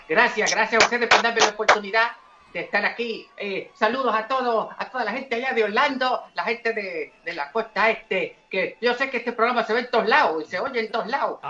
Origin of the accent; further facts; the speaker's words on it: Santo Domingo, Distrito Nacional, Dominican Republic; also born or lived in Trinidad; now in Puerto Rico; yo vengo de Trinidad este, eh, nací allá, eh, criado en Santo Domingo, y, después brinqué el charco para Puerto Rico